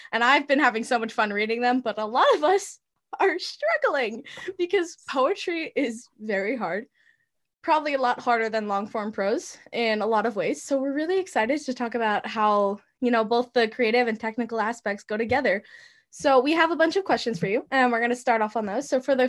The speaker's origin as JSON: {"language": "English", "region": "New York", "country": "United States", "said": "I'm from New York."}